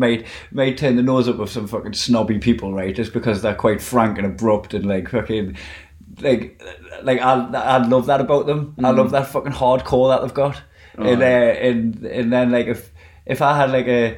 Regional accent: Blyth, North East England, United Kingdom; I'm from Blythe, and that's where like fucking that's my roots, that's who I am, is the fucking Blythe lad

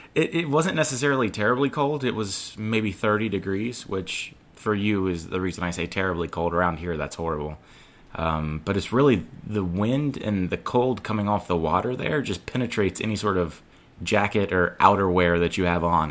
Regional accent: North Carolina, United States; a North Carolina boy

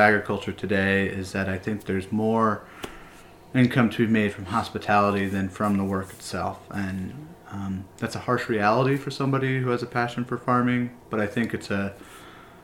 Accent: Connecticut, United States; now in Vermont, United States; I grew up in Connecticut

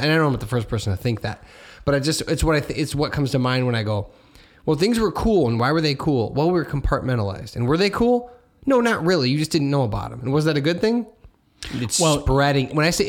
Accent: Hammond, Indiana, United States; I'm from Hammond. So, like, the world used to be smaller.

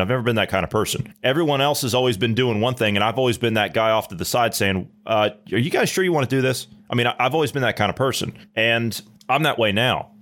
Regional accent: Ohio, United States; my home state of Ohio

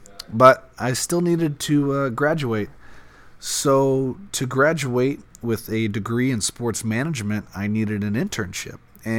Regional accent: Brownsburg, Indiana, United States; I'm the team manager and general manager of Cruz Pedregon Racing. Grew up, was born and raised in Brownsburg, Indiana. Went to Brownsburg High School.

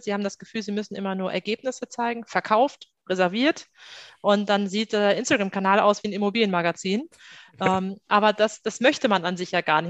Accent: Salzgitter, Lower Saxony, Germany; moved away as an adult; now in Hamburg, Germany; komme an sich aus Salzgitter. Dort bin ich groß geworden

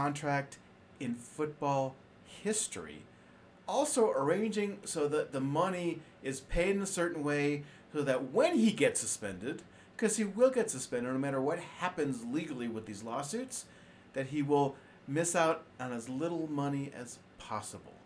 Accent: Cleveland, Ohio, United States; My hometown football team, the Cleveland Browns

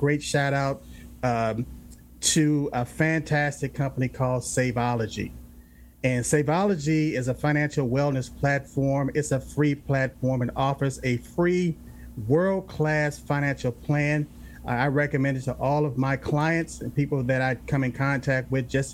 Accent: Los Angeles, California, United States; I grew up in South Central LA.

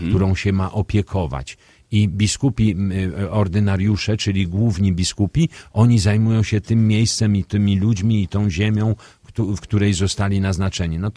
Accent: Radom, Masovian Voivodeship, Poland; Tu się urodziłem, tu, tu mieszkali rodzice, tu, tu są moi przyjaciele, tu są, jest moja rodzina. No, kocham Radom.

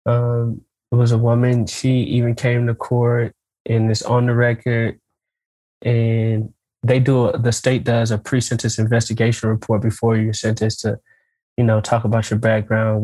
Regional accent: St. Louis, Missouri, United States; now in Nashville, United States; I grew up in St. Louis.

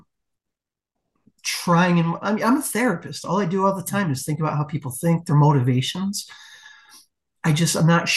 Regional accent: West Michigan, United States; I am from the West Michigan area.

